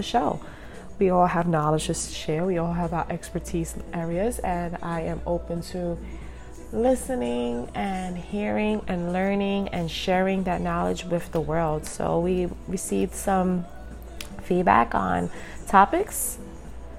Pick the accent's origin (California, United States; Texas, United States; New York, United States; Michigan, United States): New York, United States; New York City; I was born and raised in Brooklyn